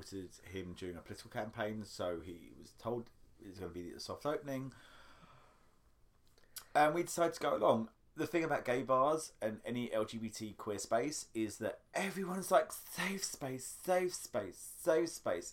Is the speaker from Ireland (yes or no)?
no; United Kingdom; now in Washington, D.C., United States; As a Brit